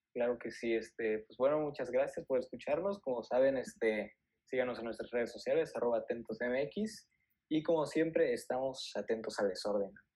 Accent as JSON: {"language": "Spanish", "country": "Mexico", "said": "nosotros somos mexicanos"}